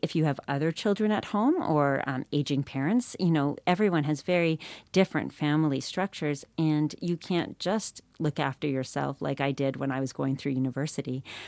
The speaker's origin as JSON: {"language": "English", "country": "Canada", "moved": "as an adult", "lives_now": "New Zealand", "said": "I'm from Canada originally"}